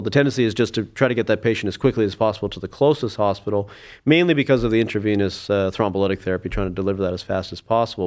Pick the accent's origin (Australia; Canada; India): Canada; Saskatoon, Saskatchewan; moved away as an adult; also born or lived in Alberta; now in Cleveland, United States; I was born in Saskatoon, Saskatchewan, and, uh, grew up there.